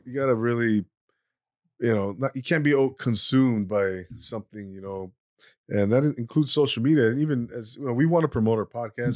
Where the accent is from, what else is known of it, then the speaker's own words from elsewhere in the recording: Inland Empire, California, United States; I grew up